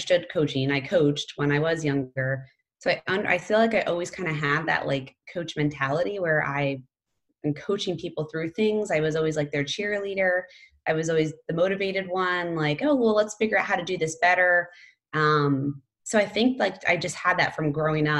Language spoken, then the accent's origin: English; Pennsylvania, United States; moved away; I grew up in Pennsylvania